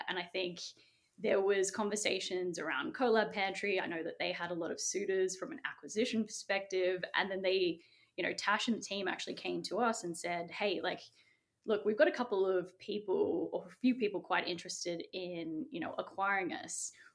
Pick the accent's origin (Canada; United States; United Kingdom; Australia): Australia; Sydney, New South Wales; I was born in Castle Hill, which is in the northwest of Sydney